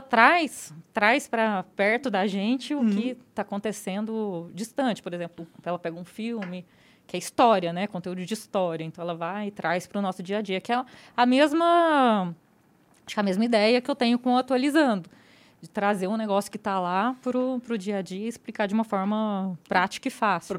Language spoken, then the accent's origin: Portuguese; interior of Goiás, Brazil; eu sou do interior de Goiás